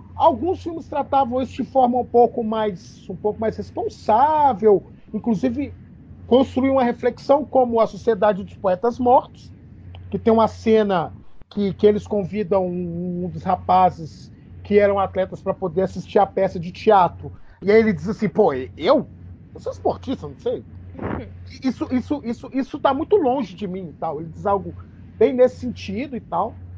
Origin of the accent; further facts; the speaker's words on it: Belo Horizonte, Minas Gerais, Brazil; eu sou também daqui de Belo Horizonte